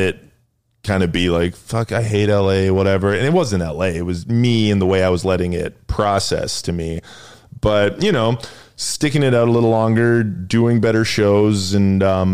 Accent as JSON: {"language": "English", "town": "Edmonton", "region": "Alberta", "country": "Canada", "tie": "born or raised there", "also_born_or_lived": "New York", "moved": "as an adult", "lives_now": "Los Angeles, United States", "said": "one of my best friends I grew up with in Edmonton"}